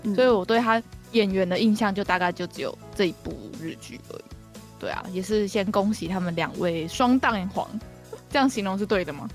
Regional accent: Taiwan; 我们台湾人

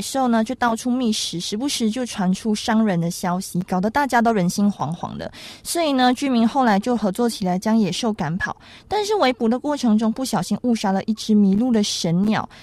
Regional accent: Malaysia; now in Taiwan; 在我们马来西亚那边呢， 就是元宵节有点像是一个情人节的概念

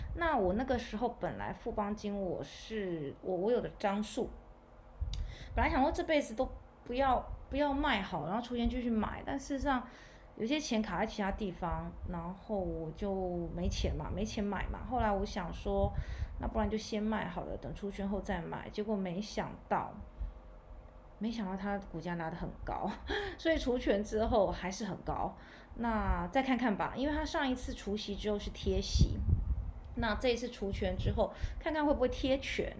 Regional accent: Taiwan; 我们台湾这边

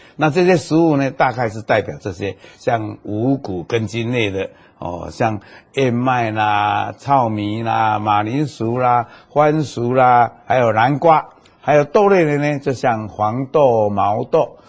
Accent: Taiwan; 那么我们台湾现在也都在研究

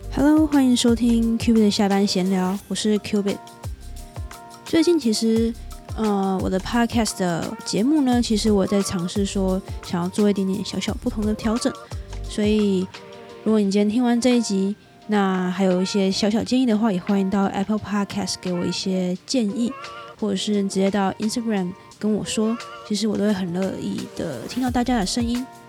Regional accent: Taiwan; 我是台湾人

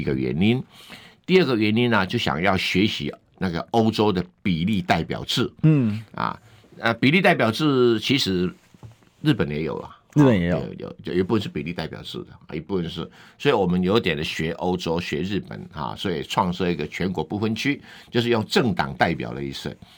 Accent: Yunlin County, Taiwan; 在我家乡云林

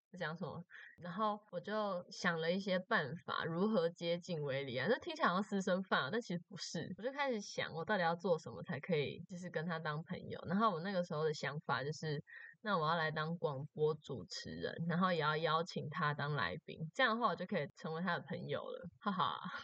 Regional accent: Taoyuan, Taiwan; moved away as an adult; now in Chiayi, Taiwan; 大一的时候就是从，从我的家乡，从桃园，然后跑来嘉义这样子

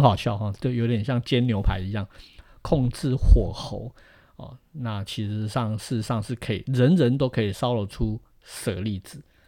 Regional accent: Tainan, Taiwan; 其实我们都是台南人

